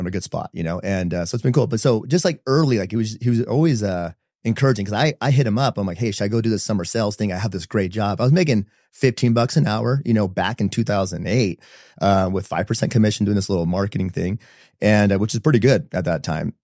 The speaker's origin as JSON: {"language": "English", "town": "San Diego", "region": "California", "country": "United States", "tie": "born or raised there", "moved": "as an adult", "lives_now": "Utah, United States", "said": "born and raised in San Diego, um, middle child of five kids"}